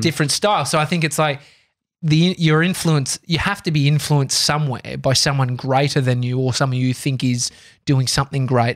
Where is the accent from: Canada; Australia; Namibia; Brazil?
Australia; I'm Australian